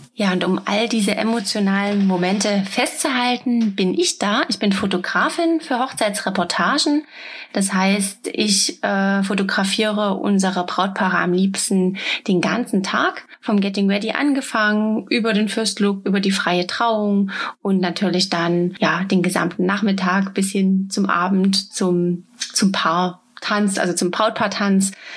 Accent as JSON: {"language": "German", "area": "near Dresden", "region": "Saxony", "country": "Germany", "said": "Wir kommen aus der Nähe von Dresden"}